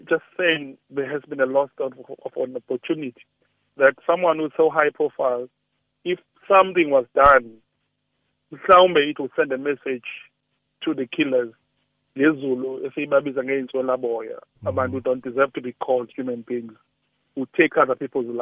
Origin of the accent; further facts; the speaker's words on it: South Africa; as South African